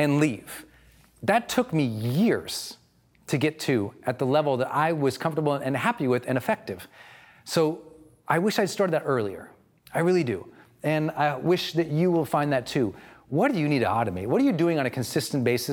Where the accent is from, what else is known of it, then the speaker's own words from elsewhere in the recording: Montana, United States; I'm from Montana